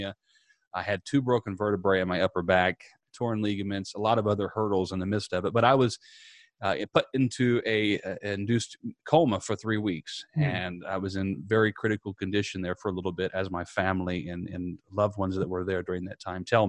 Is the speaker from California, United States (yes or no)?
no; Southern Indiana, United States; moved away as an adult; now in Tampa, United States; I'm originally from Southern Indiana. I now reside in Tampa, Florida. And growing up in a small town, I was I'm a country boy at heart